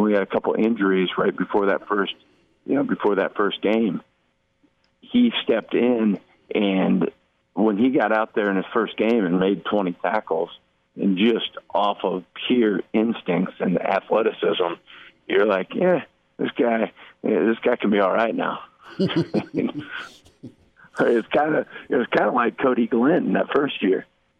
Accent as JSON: {"language": "English", "country": "Jamaica", "said": "You know, I'm Jamaican also."}